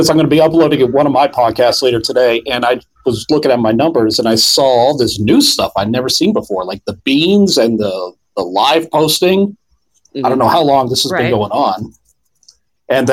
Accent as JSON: {"language": "English", "region": "Florida", "country": "United States", "said": "I'm from Florida"}